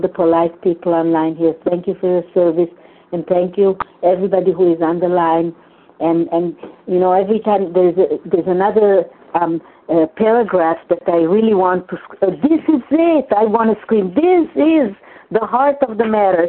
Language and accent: English; Hungary; first language Hungarian; English is a second language; moved away; in my mother tongue, in Hungarian